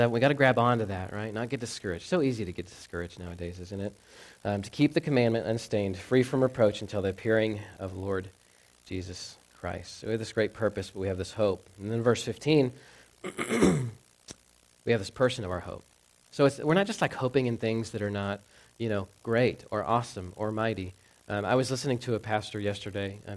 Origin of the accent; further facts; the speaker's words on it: the South, United States; I grew up in the South, so, um, you know, big, like, Bible Belt churches.